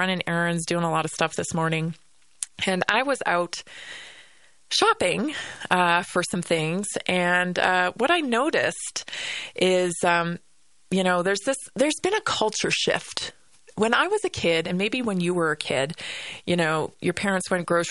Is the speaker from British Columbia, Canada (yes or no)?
yes; Vancouver Island, British Columbia, Canada; now in Colorado, United States; growing up on Vancouver Island